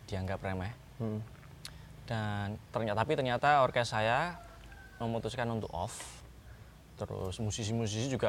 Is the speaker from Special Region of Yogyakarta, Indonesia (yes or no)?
yes; Yogyakarta, Special Region of Yogyakarta, Indonesia; oke, eh, saya asli Jogja dan... Eh, saya pemain obo